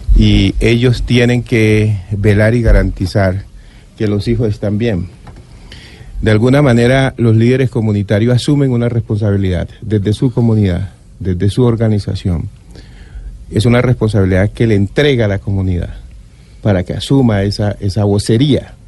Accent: Riosucio, Chocó, Colombia; yo soy del Chocó, de Río Sucio

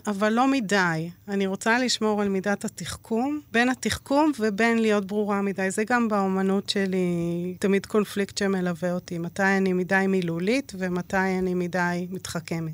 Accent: Israel; גדלתי באיזה מין בידוד תקשורתי במושב

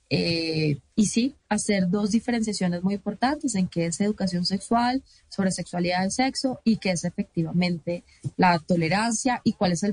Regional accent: Colombia; parte, digamos, de los derechos que tenemos ya como colombianos.

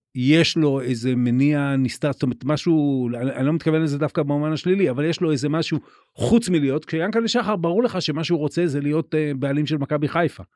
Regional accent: Haifa, Haifa District, Israel; אני אני גדלתי בחיפה אוקיי גדלתי בקריות

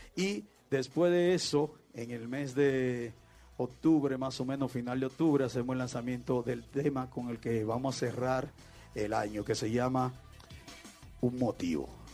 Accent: Mexico; la gente que estamos viviendo y que somos de México también y, todos los mexicanos

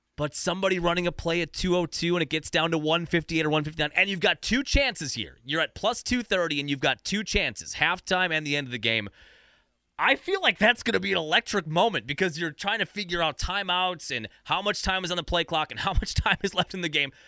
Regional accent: United States; as an American

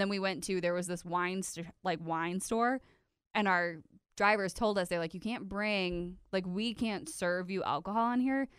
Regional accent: De Pere, Wisconsin, United States; we're from De Pere

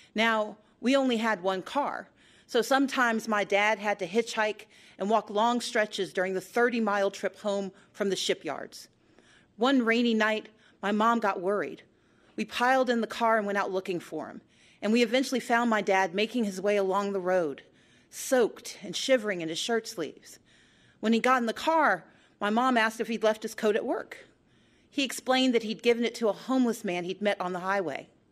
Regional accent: Georgia, United States; my home state

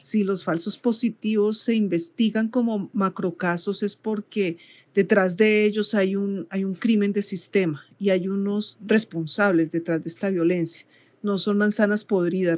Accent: Colombia; como colombianos

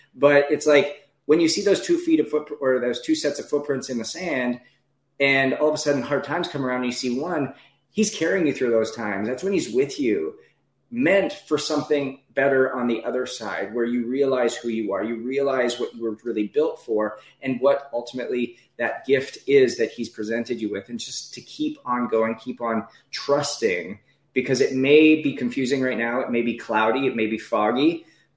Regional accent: Northwest Canada, Canada; moved away as an adult; also born or lived in Ohio, United States / Naples, Florida, United States / Anaheim, California, United States; I'm a kid from Northwest Canada

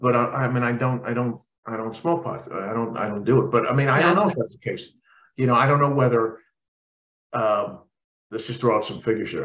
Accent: New York, United States; I grew up in New York.

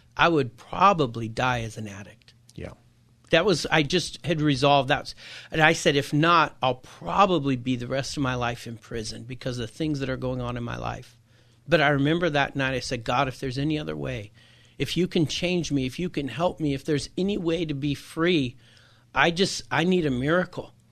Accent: Encinitas, California, United States; I grew up in Encinitas here in Southern California, in San Diego

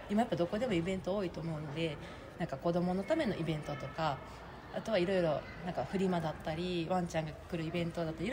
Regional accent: Osaka, Japan; moved away as an adult; now in Kobe, Japan; 私が大阪出身で

